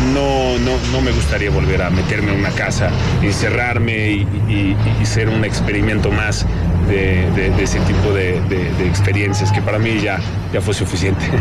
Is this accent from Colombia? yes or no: no; Caçapava do Sul, Rio Grande do Sul, Brazil; now in Mexico; donde nací, en Casapava se llama, hace mucho frío. ¿no? En el sur de Brasil